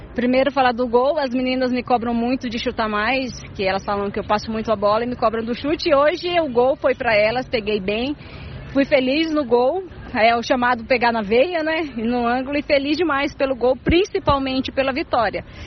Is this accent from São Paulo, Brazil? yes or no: yes; Iperó, São Paulo, Brazil; Iperó, nós somos de Iperó